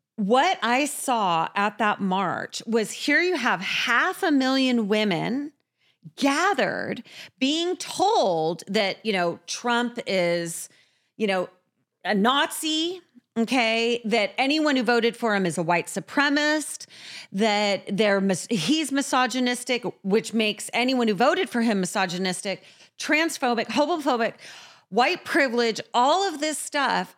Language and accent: English; San Diego, California, United States; I grew up in San Diego